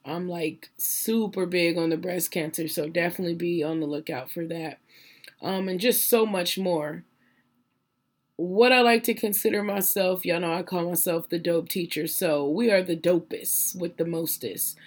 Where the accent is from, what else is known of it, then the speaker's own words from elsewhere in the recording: Phoenix, Arizona, United States; I was born and raised in South Phoenix, Arizona